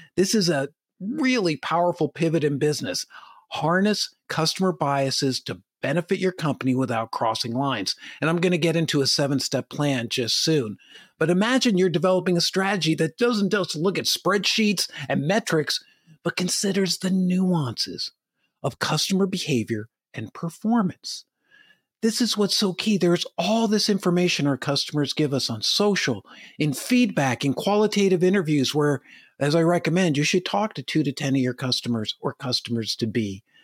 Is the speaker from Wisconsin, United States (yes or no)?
no; Madison, New Jersey, United States; now in Chico, United States; I live in Chico, California. It's way different than when I grew up in Madison, New Jersey